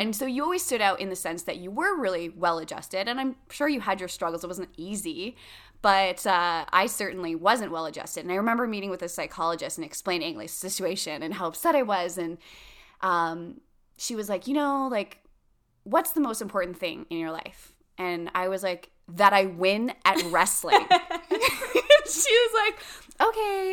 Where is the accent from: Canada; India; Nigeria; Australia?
Canada; we're Canadian